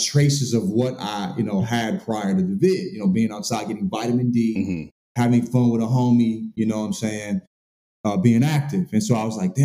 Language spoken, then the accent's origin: English; St. Louis, Missouri, United States; also born or lived in the South; now in California, United States; I'm a country boy. You know, I'm from St. Louis. Spent a lot of time in the South